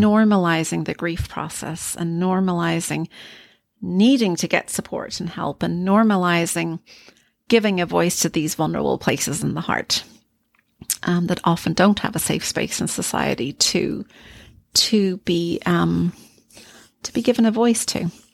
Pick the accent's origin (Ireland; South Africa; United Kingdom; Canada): Ireland; I am Irish